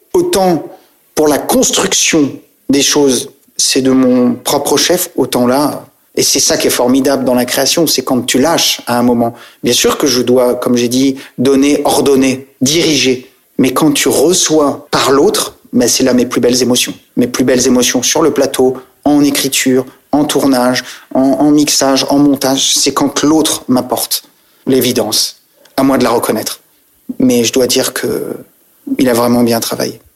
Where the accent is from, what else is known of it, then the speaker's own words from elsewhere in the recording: Saintes, Nouvelle-Aquitaine, France; also born or lived in Île d'Oléron; moi, c'était Droyan, Oléron, je suis né à Sainte, mais on est du même coin.